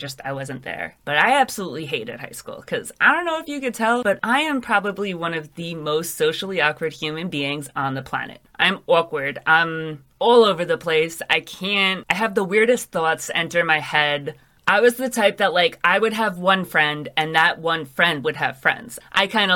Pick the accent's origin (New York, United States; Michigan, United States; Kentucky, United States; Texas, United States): New York, United States; New York City; Growing up in New York is really strange because you have a lot of experiences that other people in the rest of the world, they can't really understand.